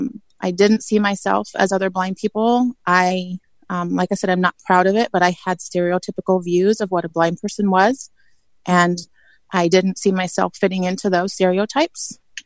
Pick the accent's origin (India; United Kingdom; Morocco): United Kingdom; England; But I grew up in England, like I said